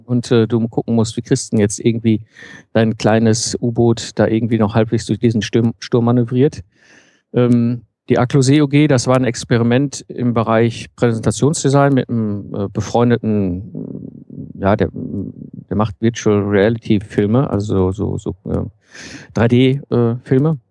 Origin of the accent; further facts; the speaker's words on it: Ruhr area, North Rhine-Westphalia, Germany; now in Cologne, Germany; Ich komme ursprünglich aus dem Ruhrpott, bin so zwischen Kohle und Stahl aufgewachsen.